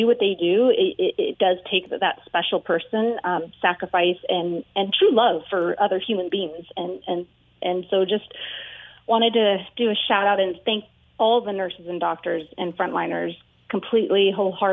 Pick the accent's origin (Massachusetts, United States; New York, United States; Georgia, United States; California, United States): California, United States; I grew up in California